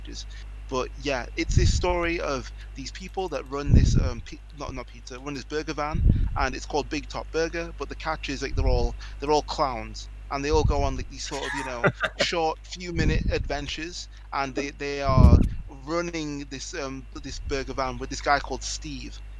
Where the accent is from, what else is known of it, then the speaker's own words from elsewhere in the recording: England, United Kingdom; I'm from England